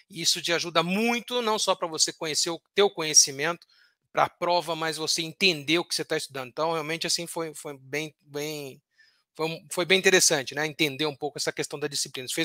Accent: Santos, São Paulo, Brazil; Bom, professor, eu nasci em Santos, né?

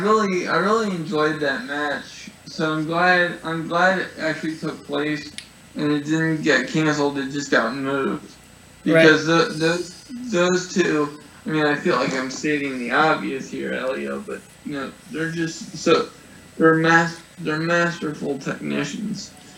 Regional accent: United States; I'm an American citizen

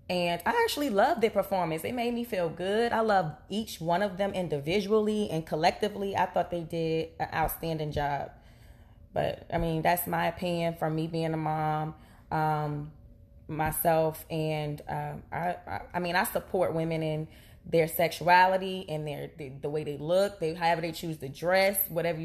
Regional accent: New Jersey, United States; I'm from Jersey

